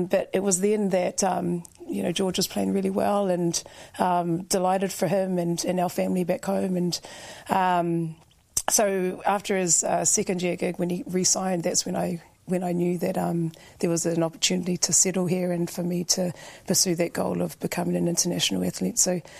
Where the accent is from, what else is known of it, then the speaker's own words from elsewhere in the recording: New Zealand; moved away as an adult; now in Dublin, Ireland; Growing up in New Zealand